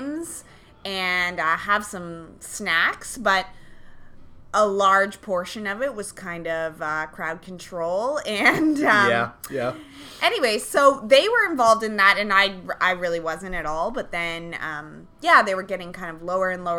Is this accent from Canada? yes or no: yes; Hamilton, Ontario, Canada; I grew up in Hamilton, born and raised